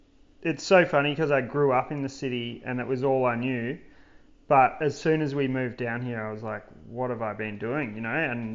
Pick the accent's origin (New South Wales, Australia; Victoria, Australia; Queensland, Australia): Victoria, Australia; Melbourne; also born or lived in Perth; I grew up in Melbourne. I was born in Melbourne. We lived in Perth for 5 years when I was very little, and then came back when I was 7 and basically lived in Paran my whole life. Inner city kid